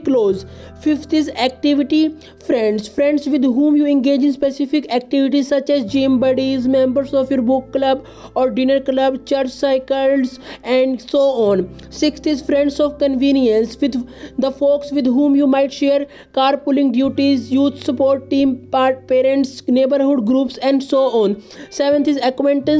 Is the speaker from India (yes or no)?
yes; India; I am from India